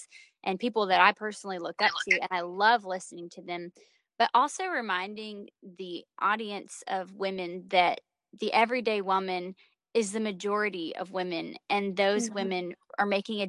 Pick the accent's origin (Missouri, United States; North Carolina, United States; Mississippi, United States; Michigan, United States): North Carolina, United States; I'm a 25-year-old living in North Carolina. I previously founded Polished Conference Ministries, released 2 music EPs, and ran the Refine magazine. Now I'm enjoying the simplicity of life in my hometown